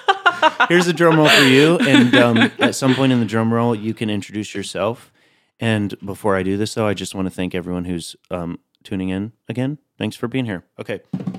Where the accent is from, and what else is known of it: Tennessee, United States; now in New York, United States